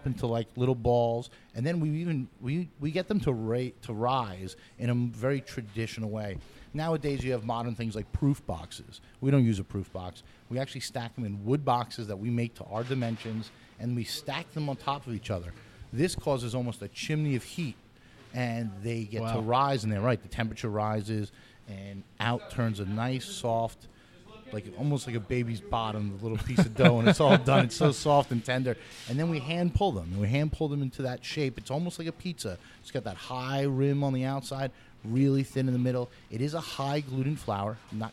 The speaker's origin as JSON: {"language": "English", "town": "New York City", "region": "New York", "country": "United States", "tie": "born or raised there"}